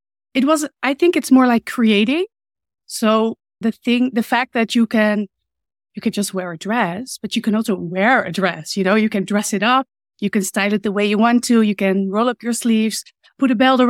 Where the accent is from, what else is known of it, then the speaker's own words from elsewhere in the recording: Hoofddorp, North Holland, Netherlands; Well, it was more like a town, to be honest. I mean, now it's all big and fancy and there's a lot going on. But when I grew up, yeah, it wasn't really a lot.